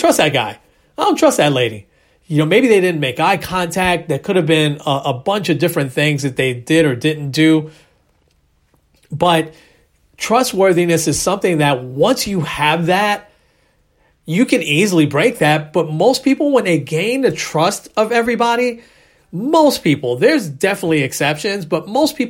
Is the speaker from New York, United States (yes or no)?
yes; New York City, New York, United States; I was from the Bronx